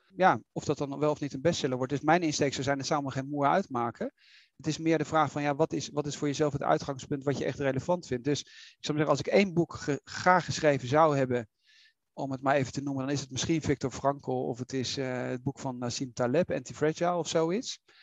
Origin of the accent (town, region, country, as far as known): Netherlands